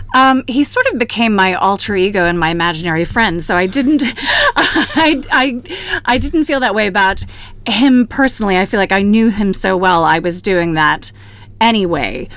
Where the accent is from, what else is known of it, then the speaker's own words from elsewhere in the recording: Houston, Texas, United States; moved away; also born or lived in France; my hometown of Houston